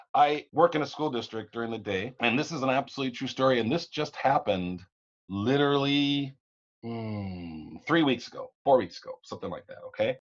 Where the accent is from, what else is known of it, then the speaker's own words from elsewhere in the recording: the South, United States; now in Minnesota, United States; I was born in the South